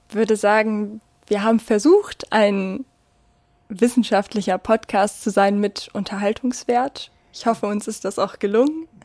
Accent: Bielefeld, North Rhine-Westphalia, Germany; Wenn man gefragt wird, ja, und wo kommst du her? Und man darauf antwortet, aus Bielefeld, ja, dann kommt halt immer dieser Standardspruch, Bielefeld gibt es ja gar nicht.

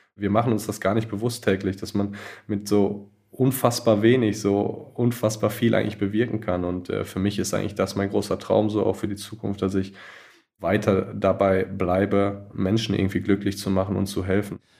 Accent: Germany; moved away; als Deutscher

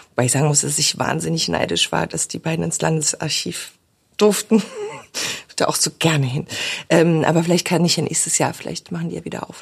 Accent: the East, East Germany, Germany; ich bin im Osten aufgewachsen

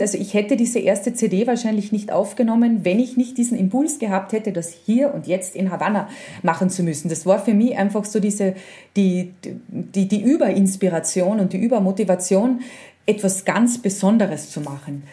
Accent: Spittal an der Drau, Carinthia, Austria; also born or lived in Villach / Vienna; ich bin ja im Spital aufgewachsen

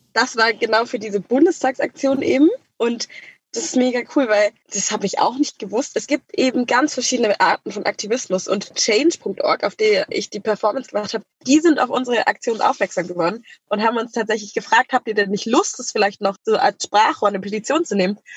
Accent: Germany; in Deutschland, da, wo ich aufgewachsen bin

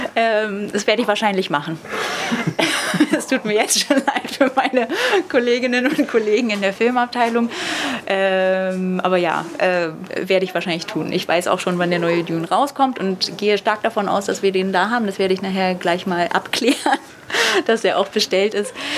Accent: Berlin, Germany; Als Berlinerin

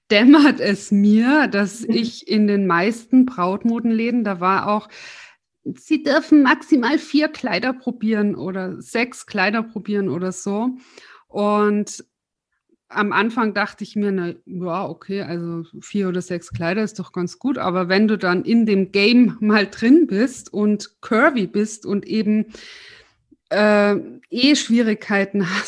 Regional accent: Tyrol, Austria; now in Munich, Germany; weil ich bin ja aus Tirol nach München gezogen

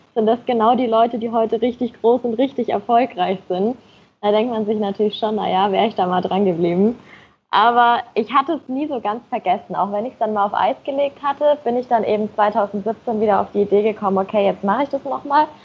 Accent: Nuremberg, Bavaria, Germany; moved away as an adult; now in Munich, Germany; Ich komme ursprünglich aus Nürnberg

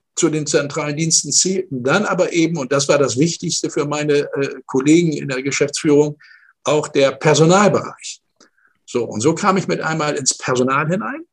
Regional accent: Northern Germany, Germany; moved away as an adult; also born or lived in Stuttgart; Ich komme aus dem Norden äh, Deutschlands

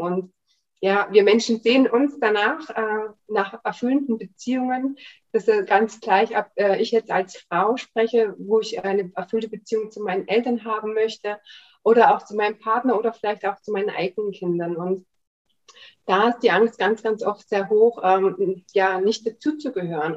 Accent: Germany; ich bin in der DDR aufgewachsen

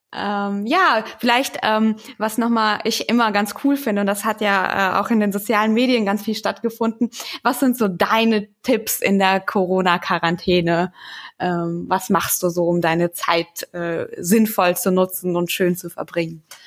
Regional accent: Wetteraukreis, Hesse, Germany; ich komme aus dem Wetteraukreis in Hessen

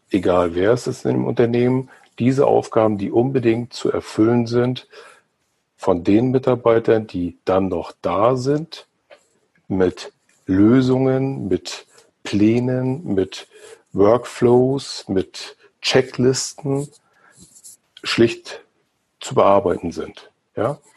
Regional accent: Mecklenburg-Vorpommern, Germany; Gerade hier in dem Flächenland recht dünn besiedelt. Mecklenburg-Vorpommern, wo ich herkomme

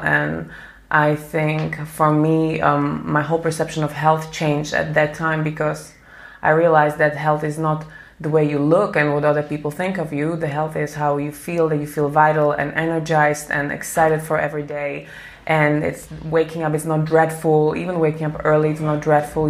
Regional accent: Slovakia; I'm from Slovakia

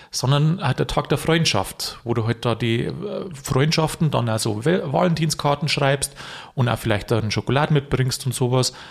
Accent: Vilsbiburg, Bavaria, Germany; ich komme ja aus Friesbüburg, da ist man zugegangen, also Halligalli, das ist ja Wahnsinn, wie es da abgeht.

